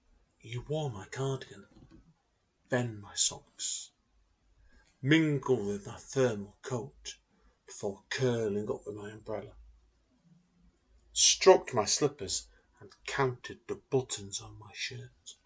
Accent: Manchester, North West England, United Kingdom; I am born and bred in the Manchester area of the United Kingdom

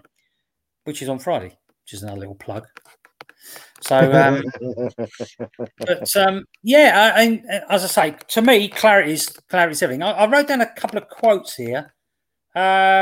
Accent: England, United Kingdom

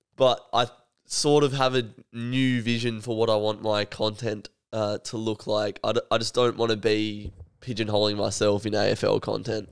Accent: Australia; as an Australian

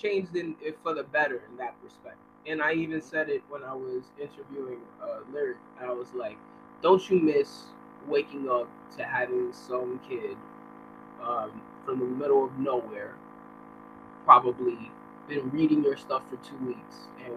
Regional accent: New York City, New York, United States; I'm from New York City, particularly Manhattan. And, Washington Heights. Uptown.

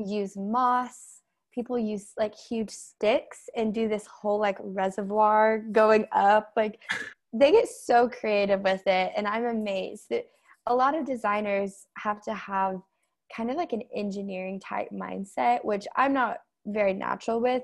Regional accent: Tulsa, Oklahoma, United States; I'm from Tulsa, Oklahoma

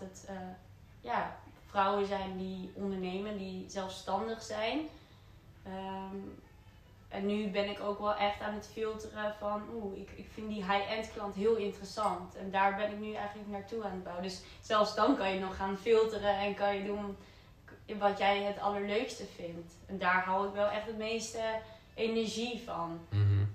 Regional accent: Netherlands; hetzelfde dorpje waar ik vandaan kom

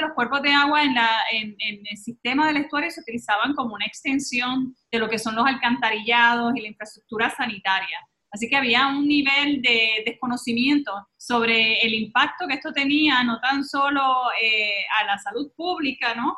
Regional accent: Puerto Rico; llevamos muy dentro de nosotros como ciudadanos puertorriqueños

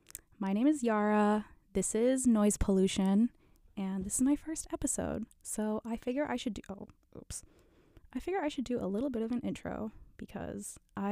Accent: Brookfield, Wisconsin, United States; I'm from Brookfield, Wisconsin, so like 20 minutes from Marquette.

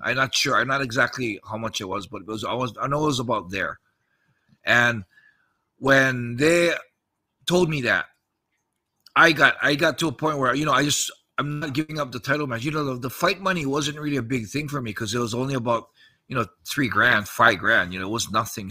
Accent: United States; moved away; also born or lived in Japan; I'm American

